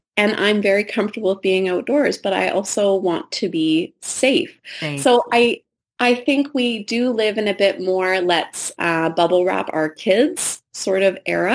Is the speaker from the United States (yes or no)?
no; Richmond, British Columbia, Canada; I grew up in Richmond, BC, where we have a lot of ditches